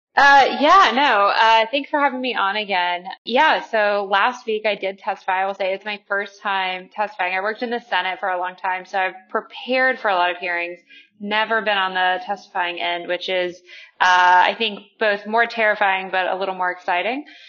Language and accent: English; West Virginia, United States; my home state of West Virginia.